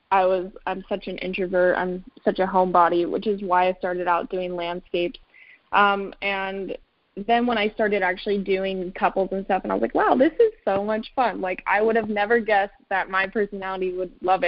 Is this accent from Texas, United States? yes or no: no; Arizona, United States; moved away as an adult; also born or lived in Colorado; I'm actually born and raised in Arizona